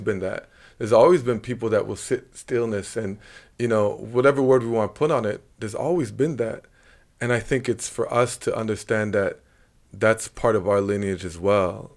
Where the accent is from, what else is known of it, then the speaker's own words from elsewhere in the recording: Montreal, Quebec, Canada; moved away; also born or lived in China; Lachine to be exact.